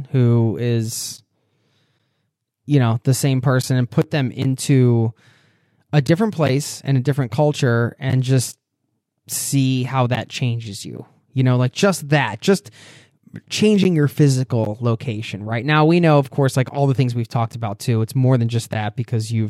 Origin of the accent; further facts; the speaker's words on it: East Coast, United States; moved away; growing up on the East Coast and being from the States